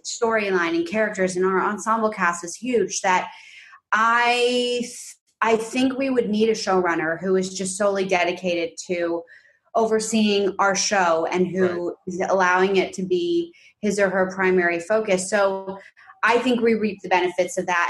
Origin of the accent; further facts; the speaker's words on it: New York City, New York, United States; moved away as an adult; now in Los Angeles, United States; we're from New York City and we grew up I grew up predominantly in this like big pre-war quintessential like upper west side apartment